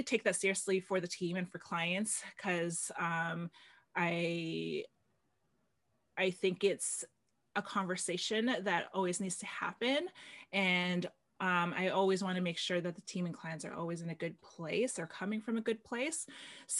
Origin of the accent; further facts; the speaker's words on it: Philippines; I'm Filipino